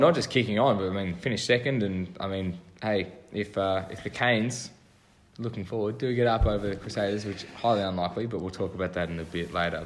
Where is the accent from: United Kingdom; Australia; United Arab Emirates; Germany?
Australia; for me being an Australian